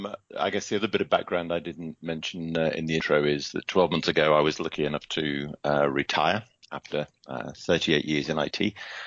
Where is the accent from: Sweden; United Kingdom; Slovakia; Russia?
United Kingdom; Liverpool, North West England; born there; accent: British; moved away as an adult; now in Seattle, United States; Okay, so I'm, as you can hear from the accent, I'm a Brit. I currently live in Seattle and have for the last 7 years with my wife, Laura.